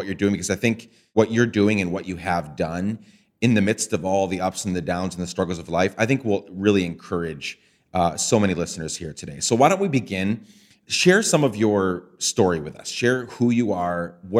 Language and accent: English; Guatemala; One was growing up in Guatemala and just different things that were in my path that kind of helped me become that.